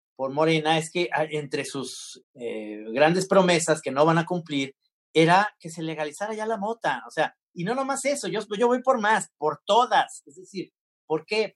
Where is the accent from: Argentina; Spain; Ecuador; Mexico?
Mexico; somos mexicanos